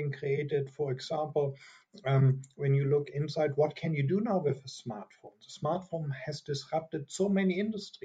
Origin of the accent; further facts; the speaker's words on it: Germany; accent: German; English is a second language; from my strong accent, I'm a German. I'm here in Europe, in Munich right now.